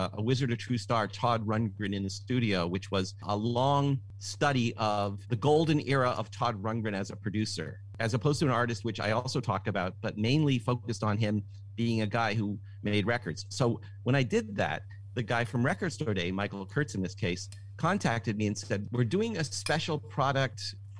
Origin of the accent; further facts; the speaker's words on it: Toronto, Ontario, Canada; I'm from Toronto.